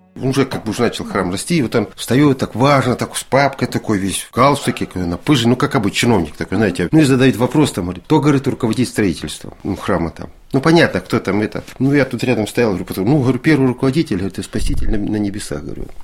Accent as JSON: {"language": "Russian", "town": "Salsk", "region": "Rostov Oblast", "country": "Russia", "tie": "born or raised there", "also_born_or_lived": "Severomorsk", "moved": "as an adult"}